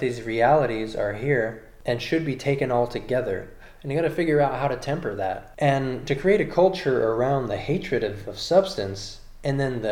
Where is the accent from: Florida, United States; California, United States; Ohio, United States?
California, United States; I'm from California